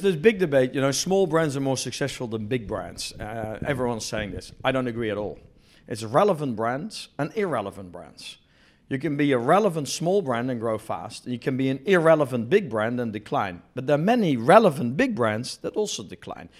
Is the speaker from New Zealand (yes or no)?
yes; New Zealand; moved away as an adult; also born or lived in Netherlands / Australia / Italy / Sweden; I was born in Holland, grew up in New Zealand, went to university in New Zealand